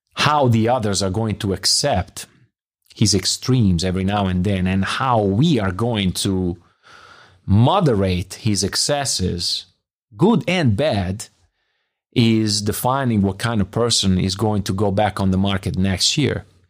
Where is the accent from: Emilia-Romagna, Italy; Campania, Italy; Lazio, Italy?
Emilia-Romagna, Italy; Bologna; English is a second language; moved away as an adult; also born or lived in Biella; now in Munich, Germany; I'm from Bologna